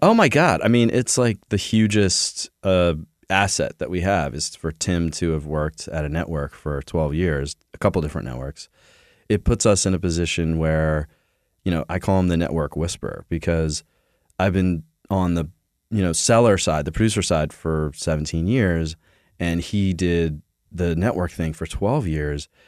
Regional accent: Philadelphia, Pennsylvania, United States; We're from Philly

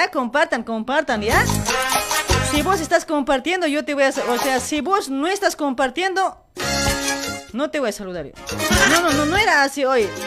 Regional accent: Luribay, La Paz, Bolivia; now in Argentina; Yo soy del Uribay también, pues.

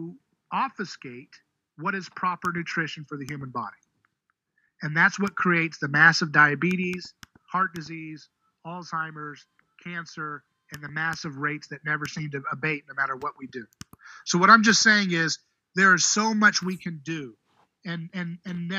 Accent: United States; I'm an American

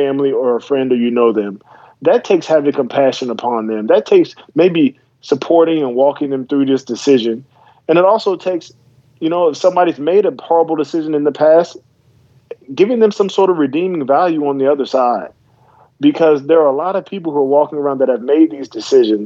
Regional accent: South Carolina, United States; moved away; also born or lived in Virginia; I went to high school in South Carolina after moving there from Virginia

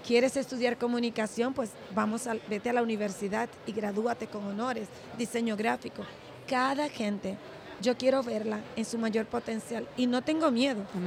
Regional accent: Dominican Republic; Yo soy la única dominicana

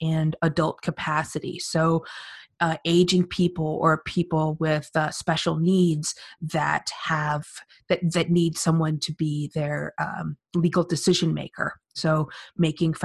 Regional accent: Phoenix, Arizona, United States; moved away as an adult; also born or lived in California / New York City; now in New York, United States; I was born and raised in Phoenix, Arizona, went to school in California

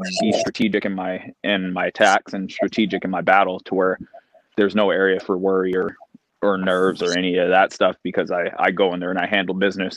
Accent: Canada; being a Canadian, a fellow Canadian

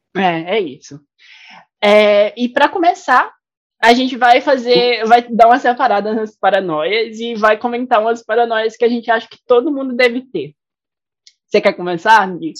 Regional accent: Recife, Pernambuco, Brazil; moved away; also born or lived in Goiás; de onde eu vim, né? Do meu país, Recife

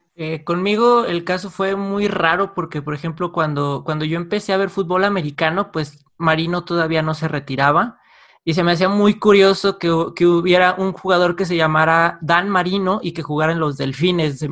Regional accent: San Luis Potosí, Mexico; moved away as an adult; now in Guadalajara, Mexico; Yo soy de San Luis Potosí

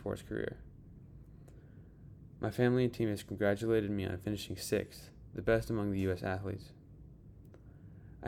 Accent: Park City, Utah, United States; my hometown, Park City, Utah.

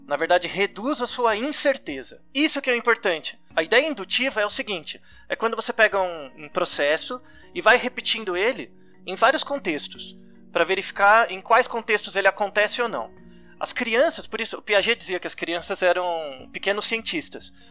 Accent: São Paulo, Brazil; Eu nem sabia o que era USP. Né? Eu sou de São

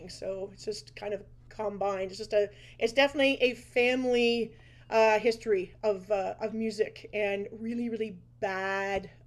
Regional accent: Liverpool, North West England, United Kingdom; we're from Liverpool, so yes. Hey, uh, grew up on the … and uh, … and and … and a lot of country music.

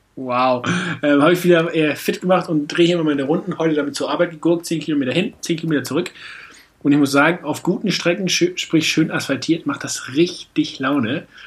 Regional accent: Northern Germany, Germany; also born or lived in Neuss, North Rhine-Westphalia; now in Hamburg, Germany; Ich bin Nordlicht. Ich bin zwar irgendwo äh, fälschlicherweise in Düsseldorf da dabei die Ecke geboren, aber ich bin eigentlich ein Nordlicht

